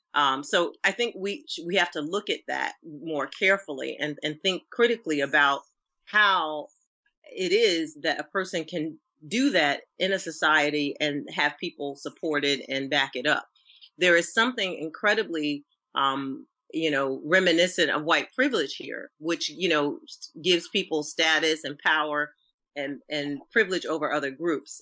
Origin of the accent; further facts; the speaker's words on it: Norfolk, Virginia, United States; I'm from Norfolk, Virginia. Shout out to um, the Tidewater area